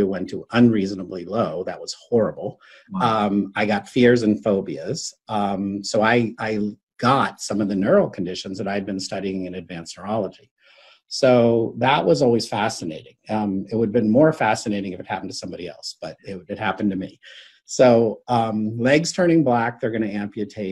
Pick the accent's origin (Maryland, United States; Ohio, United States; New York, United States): Maryland, United States; Bethesda; also born or lived in Washington, D.C.; I grew up in Bethesda, Maryland